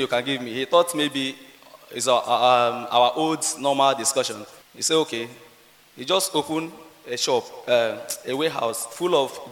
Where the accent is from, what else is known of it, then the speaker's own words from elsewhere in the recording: Nigeria; now in Medina; I'm a Nigerian. Yeah, I'm based in Medina